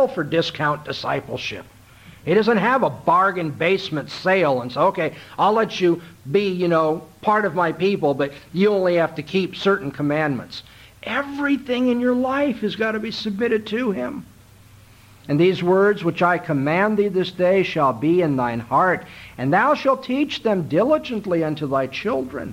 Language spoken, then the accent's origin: English; California, United States; moved away as an adult; now in Mississippi, United States; I'm from California